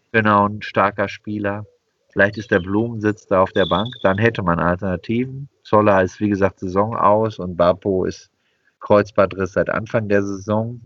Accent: Bochum, North Rhine-Westphalia, Germany; now in Cologne, Germany; Ich komme aus Bochum. Ich habe als, äh, sieben-, acht-, neunjähriger Bochumer Bundesligisten wahrgenommen

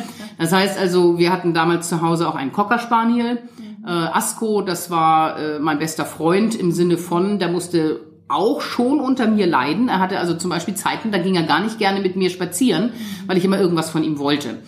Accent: Lütjensee, Schleswig-Holstein, Germany; born or raised there

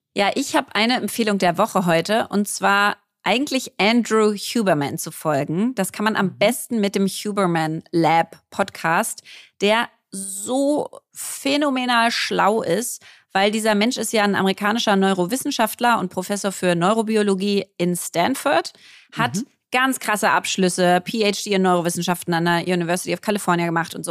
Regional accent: Berlin, Germany; Ich bin Berlinerin, war auf einer Berliner Schule hier

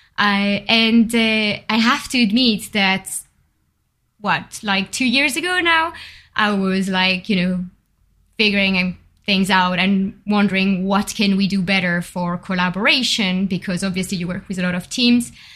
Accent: Bordeaux, Nouvelle-Aquitaine, France; accent: French; English is a second language; moved away as an adult; also born or lived in Paris; now in London, United Kingdom; I've been, uh, growing up in Bordeaux.

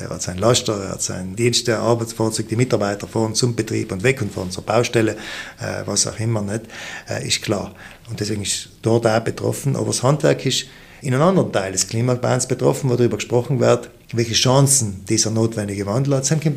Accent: South Tyrol, Trentino-Alto Adige, Italy; wir sind Südtiroler

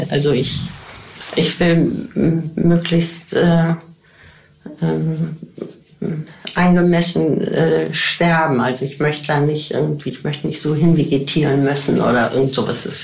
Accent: Rhineland, Germany; wir kommen eben alle aus dem Rheinland ne?

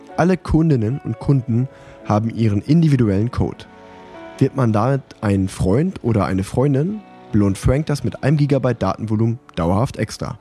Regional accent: Unna, North Rhine-Westphalia, Germany; ich bin ja in Unna geboren und groß geworden, habe das Radfahren dort angefangen

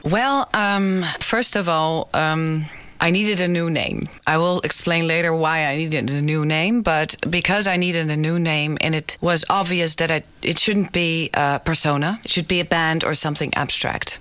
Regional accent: Amsterdam, North Holland, Netherlands; the Jordaan, which is the neighborhood I grew up in in Amsterdam.

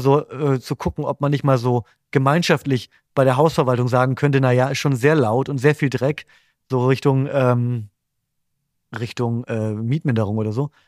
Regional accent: Bremen, Germany; ich komme ja aus Bremen und meine Familie wohnt in der Nähe von Bremen.

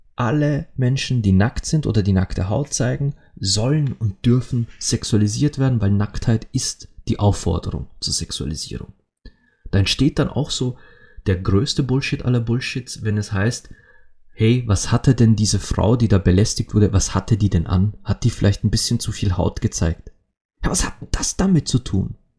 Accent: Austria; bei uns in Österreich

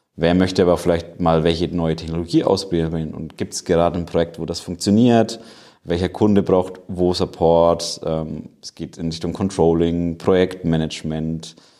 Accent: Nuremberg, Bavaria, Germany; Ich komme eigentlich aus Nürnberg, aber bin hier im schönen Standort in Erlangen

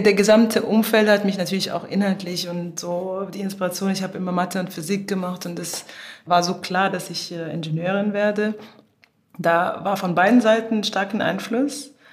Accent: Cairo, Egypt; moved away; also born or lived in Germany; wir in Ägypten aufwachsen als Kinder

